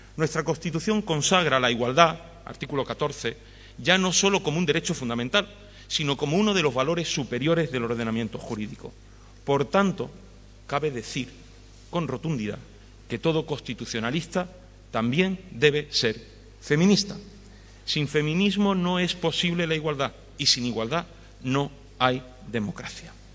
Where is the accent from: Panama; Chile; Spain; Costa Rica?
Spain; Villacarrillo, Andalusia; en mi tierra, en Villacarrillo